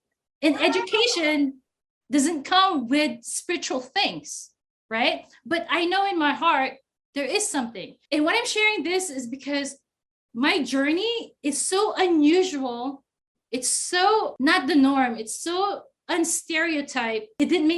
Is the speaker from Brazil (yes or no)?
no; Philippines; now in United States; 20 years ago, I grew up in the States because I grew up in the Philippines and then I grew up in the States.